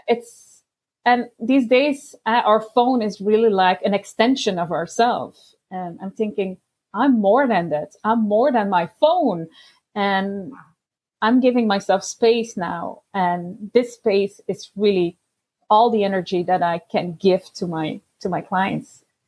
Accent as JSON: {"language": "English", "country": "Belgium", "said": "I'm from Belgium"}